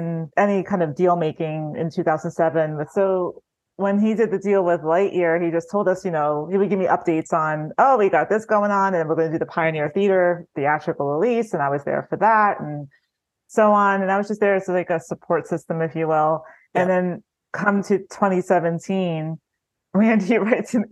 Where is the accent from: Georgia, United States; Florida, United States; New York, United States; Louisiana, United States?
New York, United States; Long Island; I'm from Long Island.